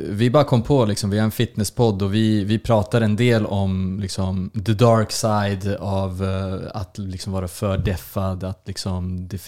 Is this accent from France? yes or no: no; Serbia; Eh, serb, serb från Serbien.